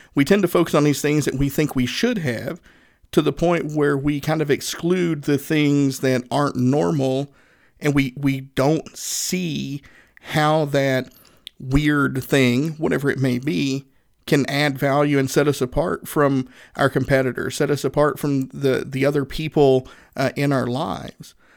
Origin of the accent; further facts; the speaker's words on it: Northeast Tennessee, United States; I'm a Southerner, uh, born and raised in Northeast Tennessee